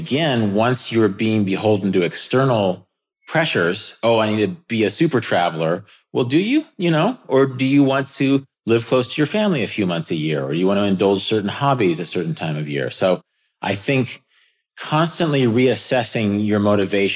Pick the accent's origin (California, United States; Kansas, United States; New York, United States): Kansas, United States; I got some land in Kansas, which is my home state. It's very near my family